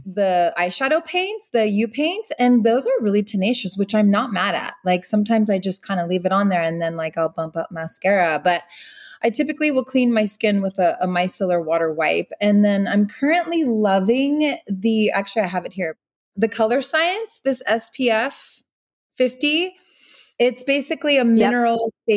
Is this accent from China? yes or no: no; Meadow Vista, California, United States; now in Los Angeles, United States; where we grew up back in Northern California. It's a town called Meadow Vista